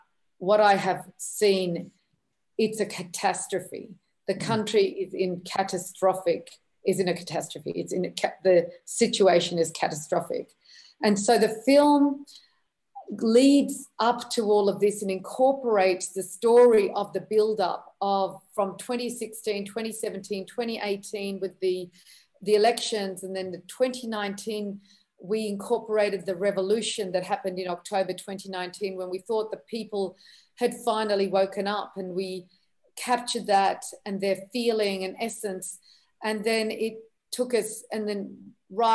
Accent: Australia; also born or lived in Lebanon; I grew up in Australia

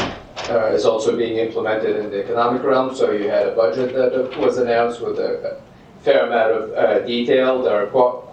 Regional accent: Jeddah, Makkah Province, Saudi Arabia; Jeddah, for instance, which is where my hometown

